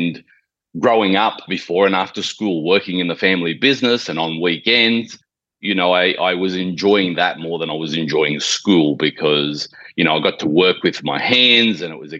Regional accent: Sydney, New South Wales, Australia; moved away as an adult; now in Gold Coast, Australia; I was born and raised in Sydney, Australia

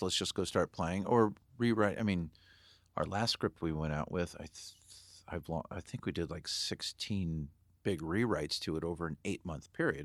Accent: Santa Barbara, California, United States; I grew up in Santa Barbara

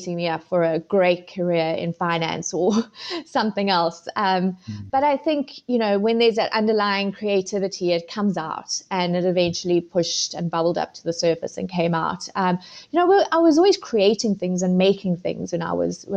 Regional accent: South Africa; moved away as an adult; also born or lived in Zimbabwe; now in United Kingdom; moved to South Africa when I was 11.

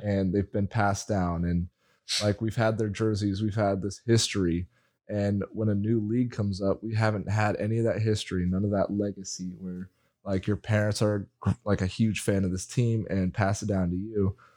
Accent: Spokane, Washington, United States; I am from Spokane, Washington

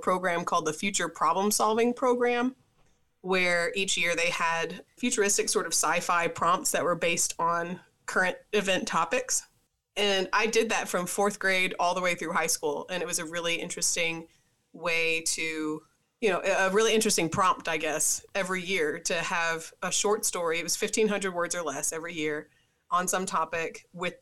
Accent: Tennessee, United States; I'm from Tennessee.

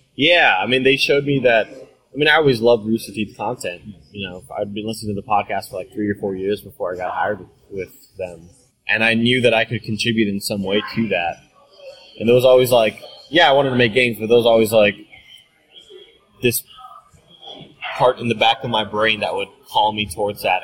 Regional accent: Rio Grande Valley, Texas, United States; moved away as an adult; also born or lived in Austin, Texas; I was back home in the Rio Grande Valley, my hometown

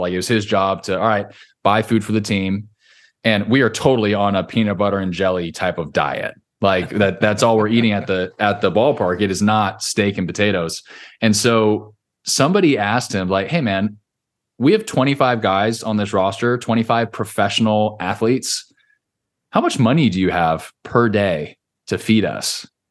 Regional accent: Orange County, California, United States; moved away as an adult; now in Nashville, United States; when I grew up in Orange County, California

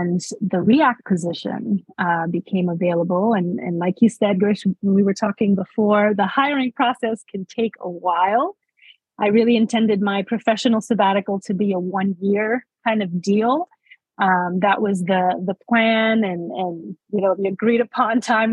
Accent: New York City, New York, United States; moved away as an adult; also born or lived in West Warwick, Rhode Island; So I was born and raised in New York City. In Manhattan, specifically the Washington Heights area

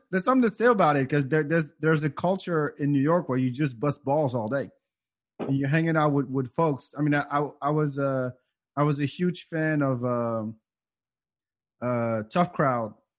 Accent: France; now in United States; growing up in France

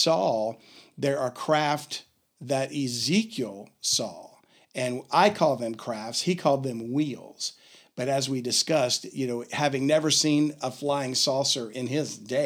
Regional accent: Louisiana, United States; I sound like I'm from Louisiana, don't I? Which I am

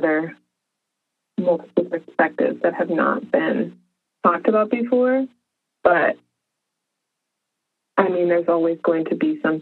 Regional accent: Arizona, United States; now in Washington, United States; growing up in Arizona

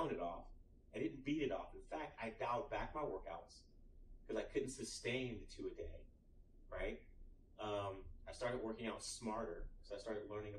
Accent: Austin, Texas, United States; I'm from Austin, Texas

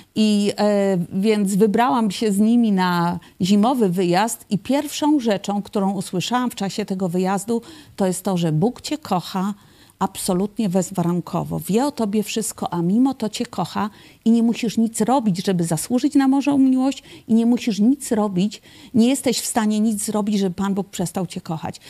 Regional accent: Poland; also born or lived in Kraków; ja pochodzę z takiej typowej, religijnej polskiej rodziny

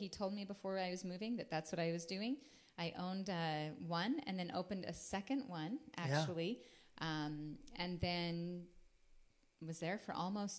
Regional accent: Logan, Utah, United States; moved away as an adult; also born or lived in Las Vegas, Nevada / Houston, Texas; I was born and raised in Logan, Utah.

